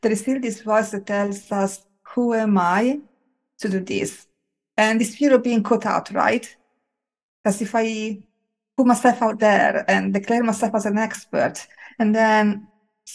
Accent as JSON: {"language": "English", "country": "Italy", "tie": "born or raised there", "said": "I grew up with in Italy"}